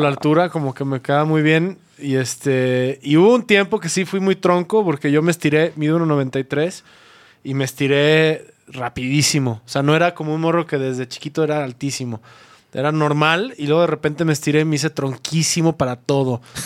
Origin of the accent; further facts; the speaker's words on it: Mexico; como mexicanos